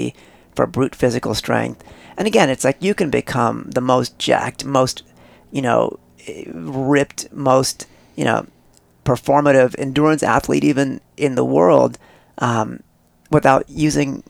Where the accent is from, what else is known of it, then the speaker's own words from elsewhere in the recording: Northern California, United States; also born or lived in East India; I'm from East India, but I was raised in Northern California